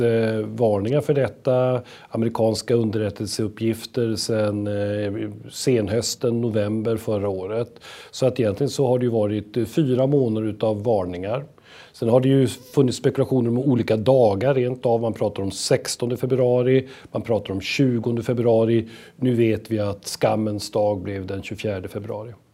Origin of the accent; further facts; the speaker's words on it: Sweden; som svenskar